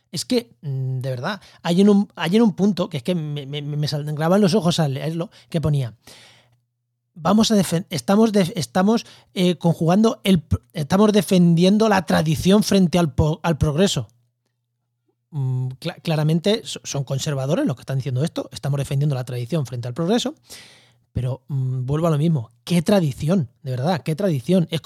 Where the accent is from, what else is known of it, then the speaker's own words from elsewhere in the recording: Munera, Castilla-La Mancha, Spain; bueno, en mi pueblo, en Albacete, en yo soy de Munera, un pueblo de Albacete, que hay muchísimos molinos y desde hace mucho tiempo.